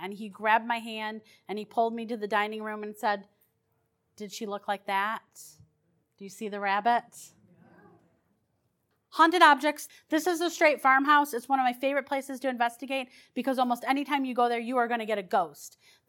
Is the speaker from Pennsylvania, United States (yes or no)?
no; Detroit, Michigan, United States; The house that I grew up in Detroit was haunted.